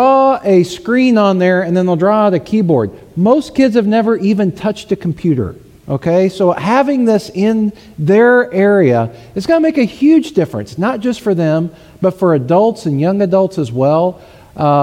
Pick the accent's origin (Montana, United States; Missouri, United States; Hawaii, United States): Missouri, United States; Southern; I'm from Southern Missouri